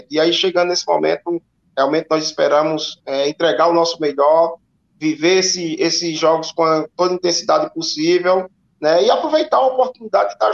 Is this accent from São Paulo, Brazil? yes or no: no; Juazeiro do Norte, Ceará, Brazil; Eu sou de Juazeiro, né? É, boa parte da minha carreira é como atleta atleta foi na região do Cariri